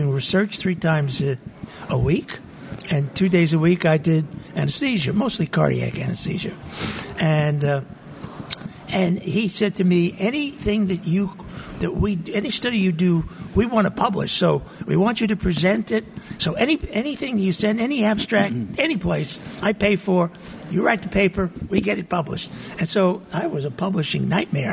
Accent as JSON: {"language": "English", "town": "New York City", "region": "New York", "country": "United States", "tie": "born or raised there", "also_born_or_lived": "Michigan", "moved": "as an adult", "lives_now": "Utah, United States", "said": "I was born and brought up in Brooklyn, New York, a long time ago, 1940 I was born"}